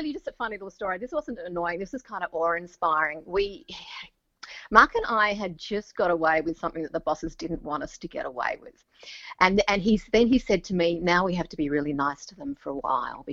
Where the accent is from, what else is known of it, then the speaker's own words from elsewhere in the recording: Tasmania, Australia; I grew up in Tasmania. That's where I was born and raised.